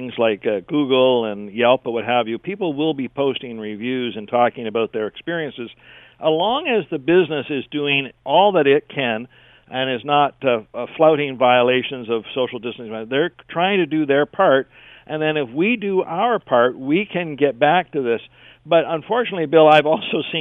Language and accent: English; Canada